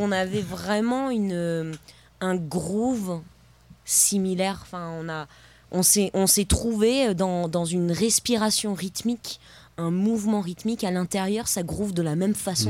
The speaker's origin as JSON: {"language": "French", "town": "Paris", "region": "Île-de-France", "country": "France", "said": "je viens d'un peu de loin, je viens de, de Paris."}